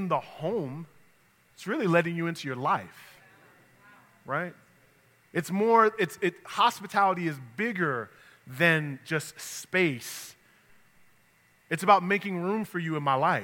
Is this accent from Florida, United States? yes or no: no; New York, United States; moved away; also born or lived in the South (US); I'm from New York, but I was in the South for 19 years